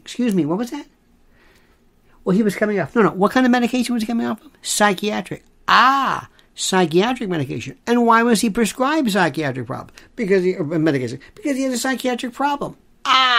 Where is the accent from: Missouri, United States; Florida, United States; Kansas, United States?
Florida, United States; Growing up in Florida